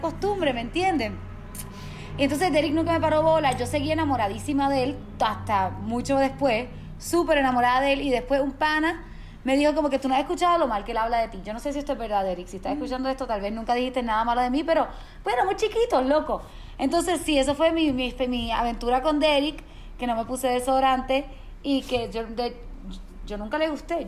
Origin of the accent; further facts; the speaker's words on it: Mayagüez, Puerto Rico; Mis primos viven en San Juan, que es como a dos horas y media, tres horas de Mayagüez, que es de donde soy yo